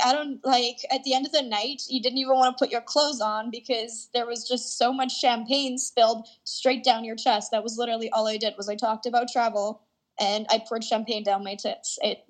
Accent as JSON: {"language": "English", "country": "Canada", "accent": "Canadian English", "said": "myself speaking Canadian English"}